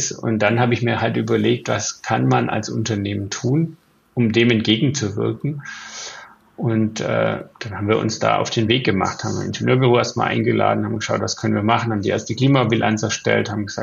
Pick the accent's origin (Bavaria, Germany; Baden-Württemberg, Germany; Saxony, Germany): Bavaria, Germany; Ich bin im Allgäu aufgewachsen. Das Wetter hat sich deutlich verändert. Wir haben keinen Schnee mehr.